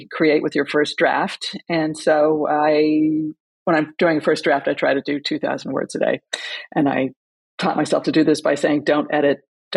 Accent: California, United States; I grew up in California

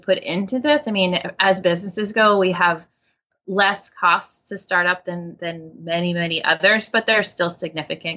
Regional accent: Portland, Maine, United States; I grew up on Peaks Island, right off the coast of Portland. So I'm a Maine girl.

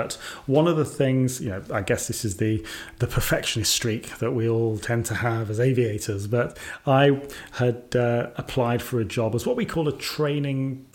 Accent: Sutton Coldfield, West Midlands, United Kingdom; where I was born in Sutton Coldfield.

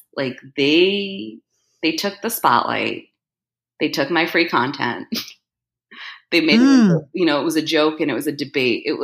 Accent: New Jersey, United States; moved away; I was born in Jersey

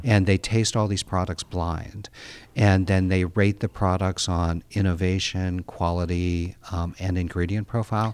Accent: outside Pittsburgh, Pennsylvania, United States; I grew up outside Pittsburgh, Pennsylvania

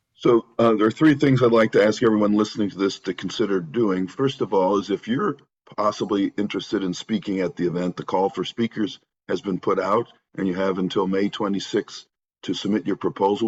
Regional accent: Northville, Michigan, United States; also born or lived in Santa Barbara, California; my hometown of Northville, Michigan

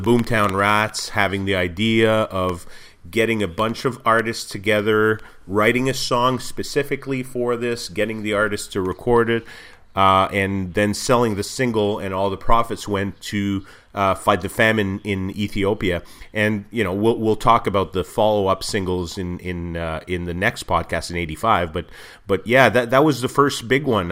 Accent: Montreal, Quebec, Canada; I grew up in Montreal, but we spent most of our, all of our summers in, just across the border in the U S

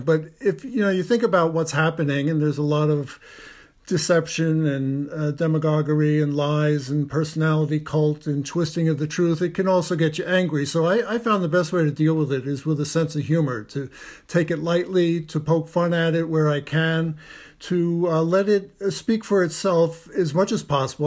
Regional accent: United States; we grew up in the United States watching T V commercials

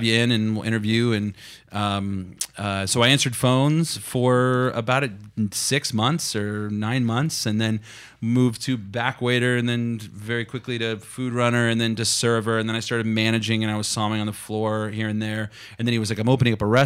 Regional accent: Kansas, United States; moved away as an adult; also born or lived in New York City; now in Sonoma, United States; I grew up in Kansas, graduated from the University of Kansas

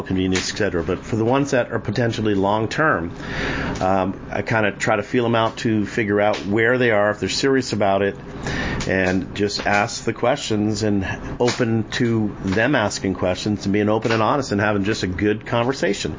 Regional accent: Massachusetts, United States; moved away; I was born and raised there

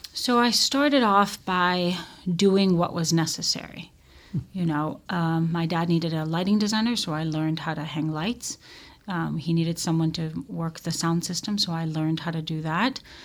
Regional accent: Tel Aviv, Tel Aviv District, Israel; I grew up in Israel. I grew up in Tel Aviv.

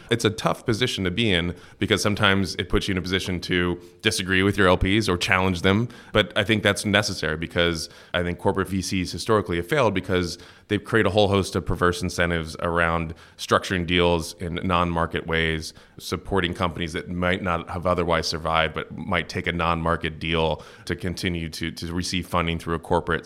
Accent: Cincinnati, Ohio, United States; moved away; I grew up in, uh, Cincinnati, Ohio

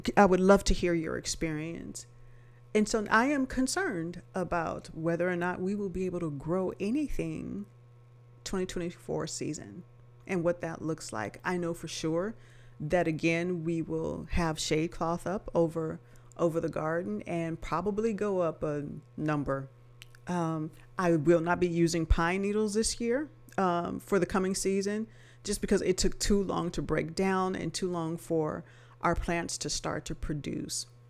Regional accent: Los Angeles, California, United States; now in Texas, United States; I'm not native to Texas. I'm originally from Los Angeles

